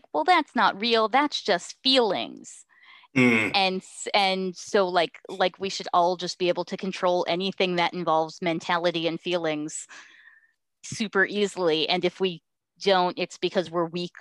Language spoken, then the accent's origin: English; East Coast, United States; now in West Coast, United States; I grew up on the East Coast and I'm living on the West Coast right now